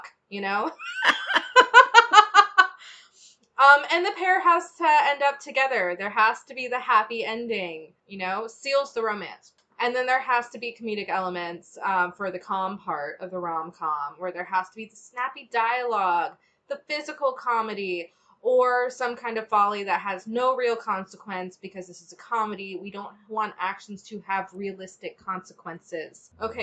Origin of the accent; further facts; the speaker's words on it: United States; we're American